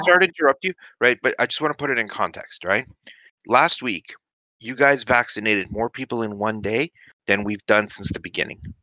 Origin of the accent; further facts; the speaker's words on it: New York, United States; accent: New York; now in Canada; I grew up in the States, right? I grew up from in New York. That's maybe why uh well maybe why you're hearing a well, you might recognize a bit of a New York accent